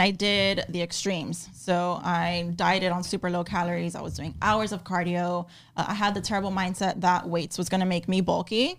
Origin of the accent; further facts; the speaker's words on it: Miami, Florida, United States; born and raised in Miami, Florida